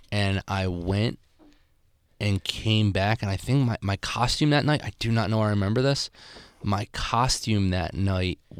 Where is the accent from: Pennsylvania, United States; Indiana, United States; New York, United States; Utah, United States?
Pennsylvania, United States; Philadelphia; I'm from Philadelphia.